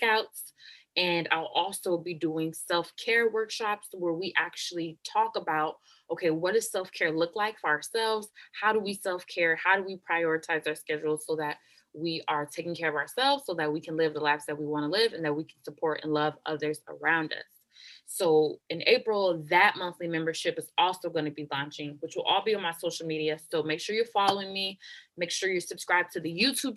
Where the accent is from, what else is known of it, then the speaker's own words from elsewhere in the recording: Oakland, California, United States; moved away as an adult; also born or lived in North Jersey, New Jersey; I was born and raised in Oakland, California, grew up in the Bay Area my whole life